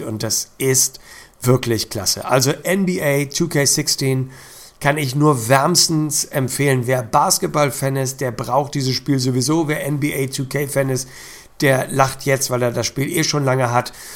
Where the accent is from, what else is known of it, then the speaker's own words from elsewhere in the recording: Hamburg, Germany; als Hamburger